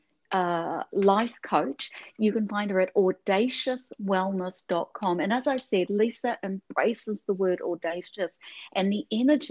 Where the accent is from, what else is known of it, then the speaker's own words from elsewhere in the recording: New Zealand; moved away; I'm from New Zealand